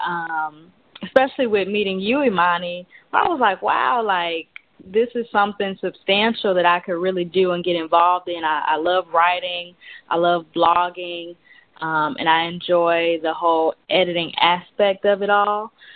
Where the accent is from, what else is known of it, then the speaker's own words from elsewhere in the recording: St. Louis, Missouri, United States; moved away as an adult; now in Dallas, United States; I'm from St. Louis, Missouri, but um, I moved down here about a year and a half ago to Dallas, Texas